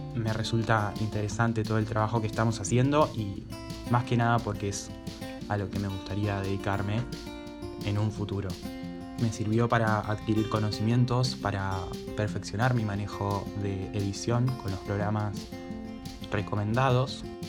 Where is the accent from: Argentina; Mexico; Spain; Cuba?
Argentina; Rosario, Santa Fe; nací y vivo en Rosario, Santa Fe